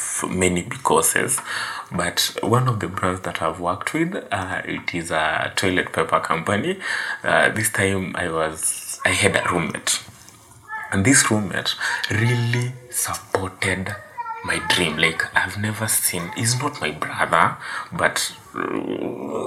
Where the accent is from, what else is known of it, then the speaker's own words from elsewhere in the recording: Kenya; I'm from Kenya